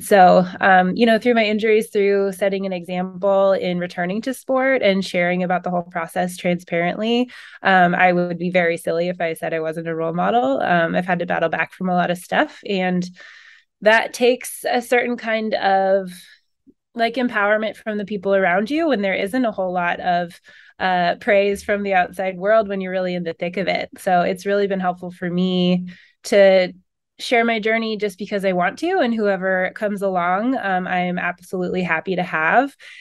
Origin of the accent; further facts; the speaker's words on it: Pacific Northwest, United States; I'm from the Pacific Northwest.